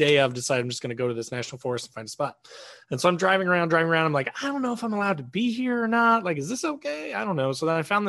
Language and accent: English; Indiana, United States; I'm from Indiana